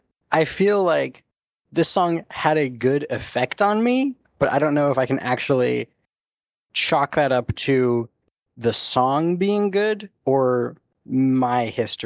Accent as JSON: {"language": "English", "country": "United States", "tie": "born or raised there", "said": "my, you know, cultural upbringing as an American."}